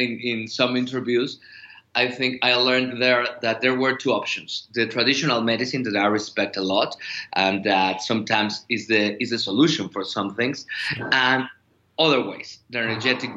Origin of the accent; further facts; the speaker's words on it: Mexico City, Mexico; I am from Mexico City